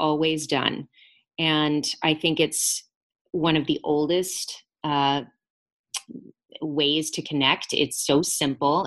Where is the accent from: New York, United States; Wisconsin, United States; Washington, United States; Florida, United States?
Florida, United States; Lakeland; my hometown of Lakeland, Florida